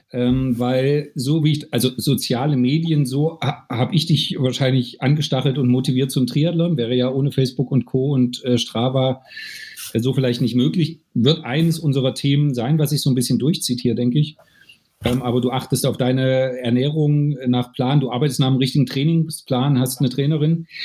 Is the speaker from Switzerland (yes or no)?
no; Germany; ich {S0} hab, ich {S1} komme aus der DDR. Ich habe zu Kinder- und Jugendzeiten Mitteldistanz äh, Laufen gemacht